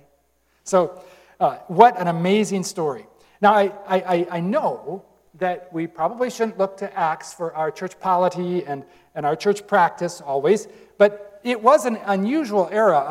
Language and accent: English; Hopkins, Michigan, United States; I'm from Hopkins